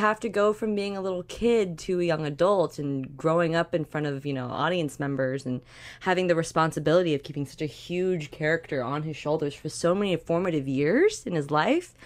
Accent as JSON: {"language": "English", "country": "Canada", "said": "as a Canadian"}